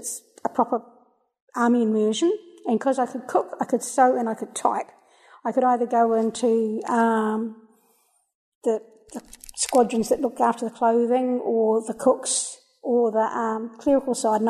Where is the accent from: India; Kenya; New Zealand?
New Zealand; also born or lived in Melbourne, Australia; I was born in Melbourne, Australia, and we lived there until I was three, and then we moved to New Zealand. My dad's a New Zealander, my mum's an Aussie, she was born in Brisbane.